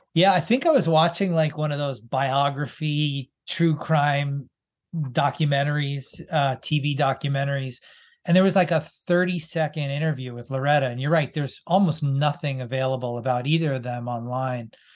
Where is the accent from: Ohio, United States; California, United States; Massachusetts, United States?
Massachusetts, United States; Boston; I grew up in Boston